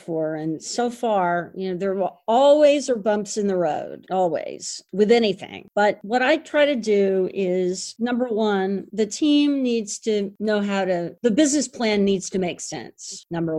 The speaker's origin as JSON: {"language": "English", "town": "Houston", "region": "Texas", "country": "United States", "tie": "born or raised there", "moved": "as an adult", "lives_now": "New York City, United States", "said": "I went down to Houston. And it happens to be my hometown"}